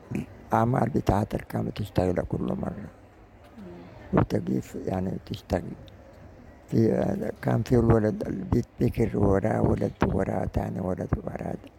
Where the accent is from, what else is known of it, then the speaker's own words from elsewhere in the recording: Sudan; واقعنا كسودانيين